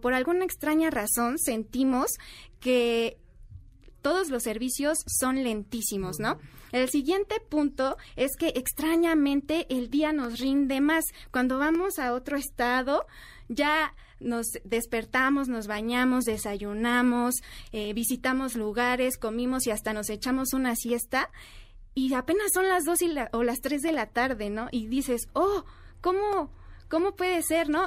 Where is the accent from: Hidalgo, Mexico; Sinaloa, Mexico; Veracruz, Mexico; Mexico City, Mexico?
Mexico City, Mexico; accent: chilango; soy chilango